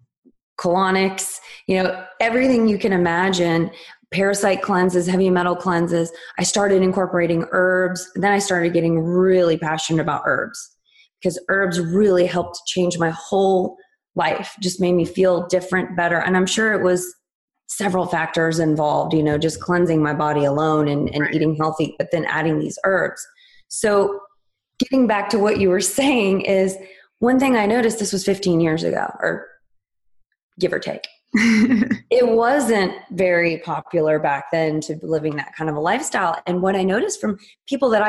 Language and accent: English; West Virginia, United States; I was born and raised in West Virginia